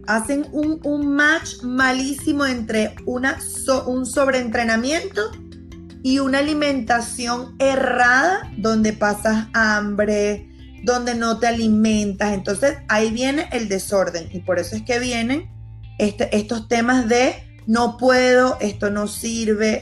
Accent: Venezuela; moved away as an adult; now in Panama; Yo soy venezolana y hace cinco años pisé Panamá

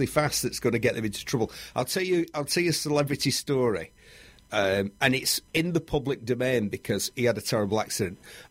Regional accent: Bury, North West England, United Kingdom; There used to be a motorbike shop in Bury, my hometown

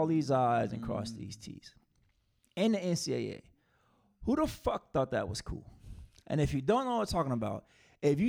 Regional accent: South Carolina, United States; Shout out to my home state

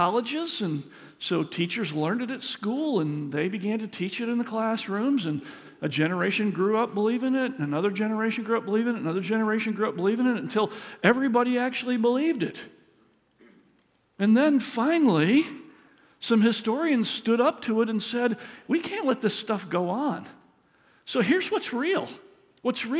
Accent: Michigan, United States; when I grew up in Michigan, in elementary school

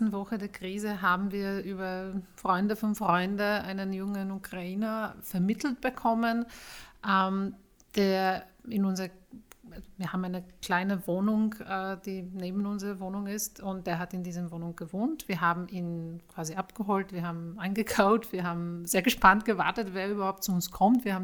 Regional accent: Poland; German is a second language; Ich bin Polin, also ich habe mit der Sprache dann ein bisschen einfacher gehabt.

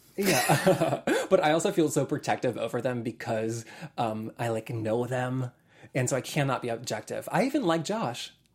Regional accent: North Carolina, United States; moved away; I'm from North Carolina

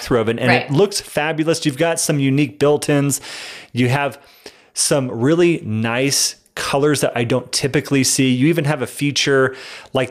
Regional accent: Dallas, Texas, United States; moved away; I'm from Dallas, and we don't have basements really.

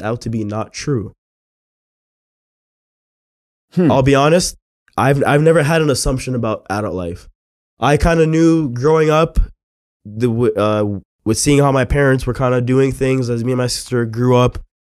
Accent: Mississauga, Ontario, Canada; I grew up in Mississauga

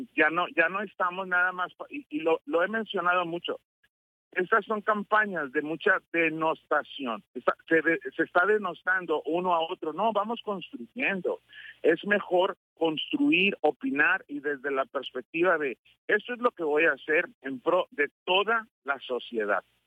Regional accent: Mexico; antes que cristianos somos mexicanos

